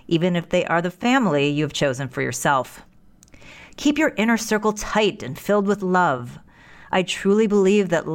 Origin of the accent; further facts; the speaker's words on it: United States; it is an incredible privilege to be an American